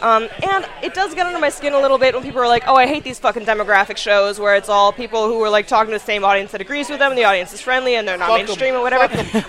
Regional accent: East Coast, United States; she's from the West Coast, I'm from the East Coast

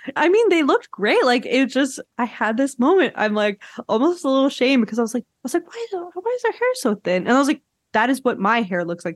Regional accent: Quebec, Canada; I'm from Quebec

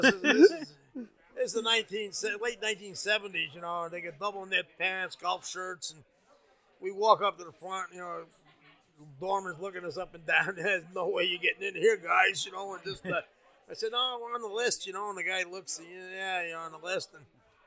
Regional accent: Canada; I'm a Canadian. I'm a dual citizen. I'm a Canadian first

